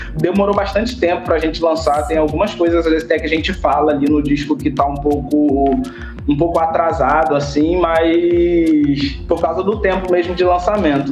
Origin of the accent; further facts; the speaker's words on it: Rio de Janeiro, Brazil; moved away as an adult; now in Olinda, Brazil; sou do Rio de Janeiro, original, carioca.